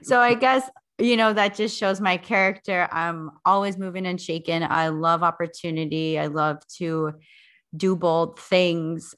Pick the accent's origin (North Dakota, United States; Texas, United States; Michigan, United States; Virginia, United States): North Dakota, United States; also born or lived in South Africa; settle here in North Dakota, where I originally am from.